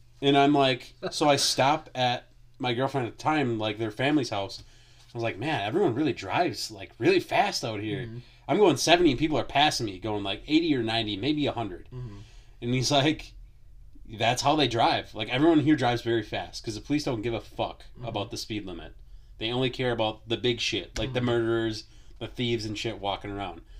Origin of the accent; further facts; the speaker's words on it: Midwest, United States; we're from fucking the Midwest